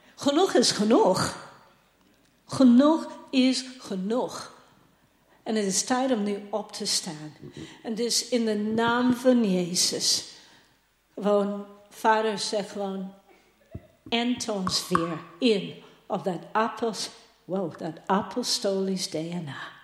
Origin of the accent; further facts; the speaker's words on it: Canada; moved away; ik ben hem uit Canada